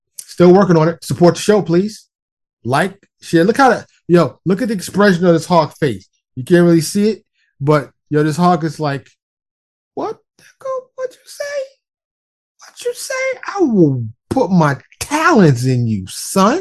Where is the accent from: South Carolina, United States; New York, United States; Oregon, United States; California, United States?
New York, United States; New York City; moved away as an adult; now in Texas, United States; I'm from New York City. Born and raised. Primarily ran around Harlem and the Bronx, but also ran around Queens and Brooklyn as well.